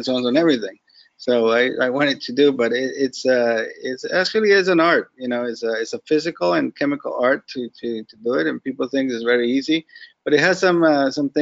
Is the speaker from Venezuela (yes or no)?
yes; Venezuela; now in South Florida, United States; I know empanadas because I'm from Venezuela